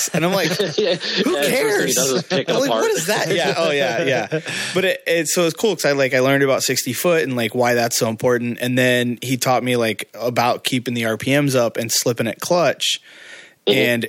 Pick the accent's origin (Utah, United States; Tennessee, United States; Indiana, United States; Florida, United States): Indiana, United States; in my hometown in Indiana, we had nothing besides a drag strip.